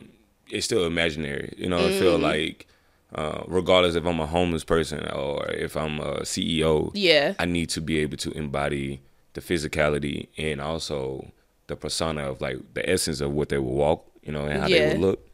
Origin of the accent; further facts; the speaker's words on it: Mississippi, United States; moved away as an adult; also born or lived in Houston / Los Angeles; I am from the good old Southern South of Mississippi.